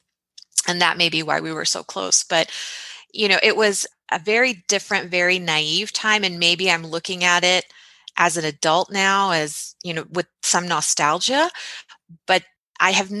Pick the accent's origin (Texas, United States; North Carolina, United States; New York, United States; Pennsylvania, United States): Texas, United States; born or raised there; also born or lived in Chicago, Illinois